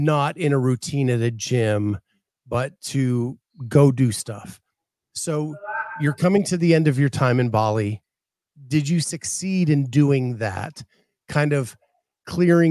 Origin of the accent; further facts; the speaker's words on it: Appalachian Mountains, United States; now in Midwest, United States; Where I grew up in the Appalachian Mountain Range